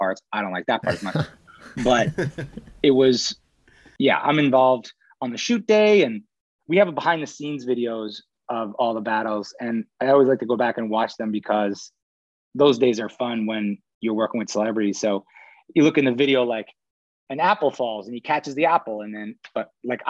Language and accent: English; United States; accent: east coast; also born or lived in New England; I'm from New York, I'm from New England